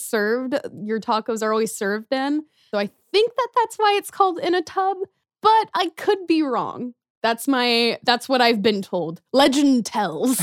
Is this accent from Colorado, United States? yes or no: no; Gladstone, Missouri, United States; also born or lived in Kansas City; We moved to First Gladstone, Missouri when I was in second grade